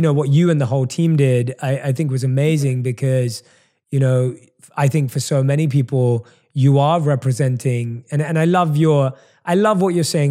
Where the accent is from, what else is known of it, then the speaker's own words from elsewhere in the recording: London, United Kingdom; accent: British; moved away as an adult; now in Los Angeles, United States; I'm obviously born and raised in London, hence the British accent